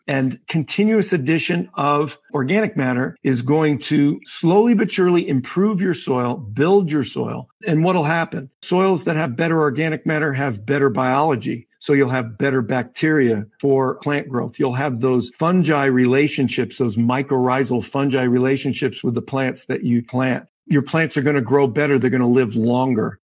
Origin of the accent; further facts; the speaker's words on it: Western Massachusetts, United States; I grew up in Western Massachusetts